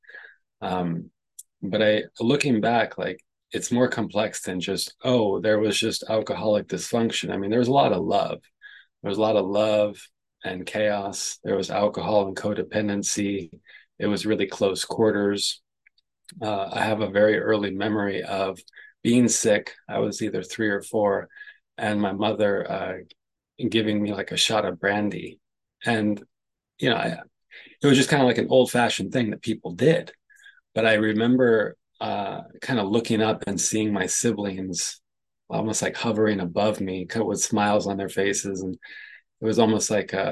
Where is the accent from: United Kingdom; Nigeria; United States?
United States; San Francisco, California; I was born in San Francisco, in like downtown San Francisco. My early childhood, I'm the youngest of five